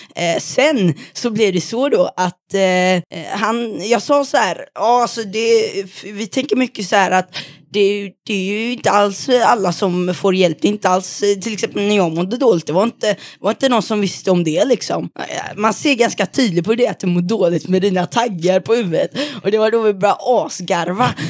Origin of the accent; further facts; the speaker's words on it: Mölnlycke, Västra Götaland, Sweden; kommer från Mölnlycke